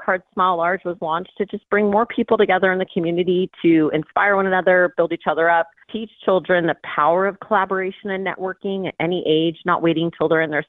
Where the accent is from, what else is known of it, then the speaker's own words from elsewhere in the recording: Orange County, California, United States; Born and raised in Orange County